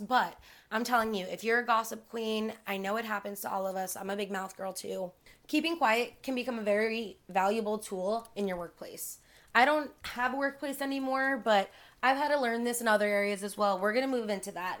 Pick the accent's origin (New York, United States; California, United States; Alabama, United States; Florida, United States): Florida, United States; Miami; I'm born and raised in Miami